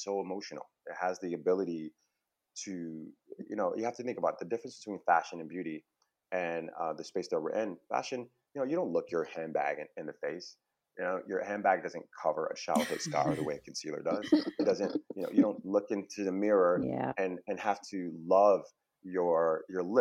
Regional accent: Buffalo, New York, United States; also born or lived in Harlem, New York City; now in California, United States; I grew up in Buffalo, New York, which is a smaller city upstate near Niagara Falls, Canada.

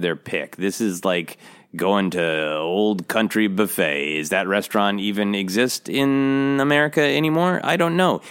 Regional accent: Minnesota, United States; moved away; I am from Minnesota. I lived much of my life in Minnesota, where it gets very, very cold

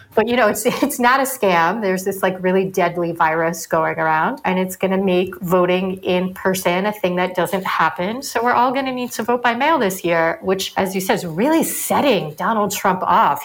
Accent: United States; I'm from New York

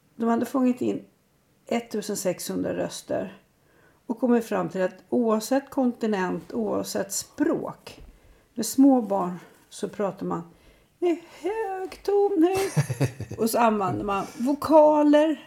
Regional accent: Sweden; för mig som svensk

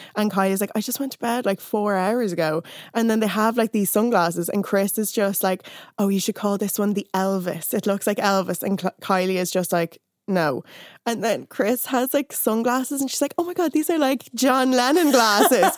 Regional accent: Ireland; growing up in Ireland

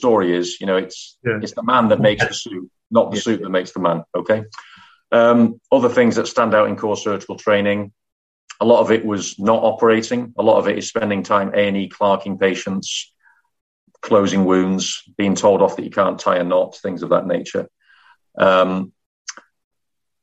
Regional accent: Manchester, North West England, United Kingdom; moved away as an adult; also born or lived in London / Middlesbrough / Leeds; I'm from Manchester.

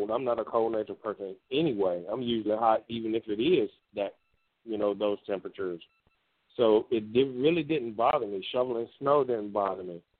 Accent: Mississippi, United States; we grew up with them in Mississippi

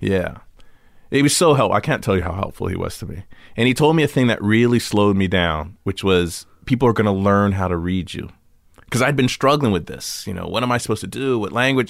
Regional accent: Los Angeles, California, United States; born or raised there

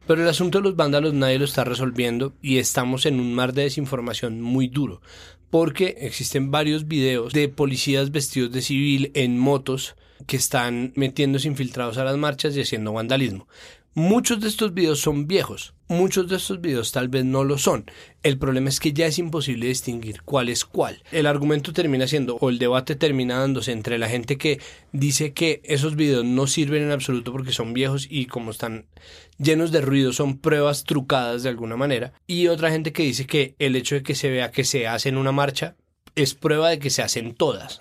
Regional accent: Colombia

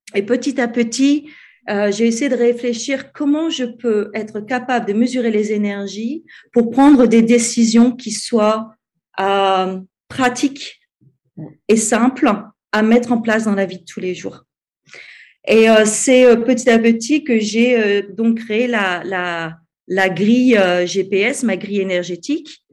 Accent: France; moved away as an adult; now in Cape Town, South Africa; je suis française, mais je vis à l'étranger depuis 12 ans. je vis en ce moment au Cap, en Afrique du Sud

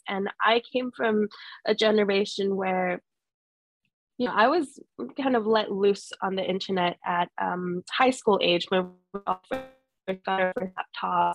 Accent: Jakarta, Indonesia; also born or lived in London; now in Singapore; I am Singaporean, but I grew up in Jakarta most of my life

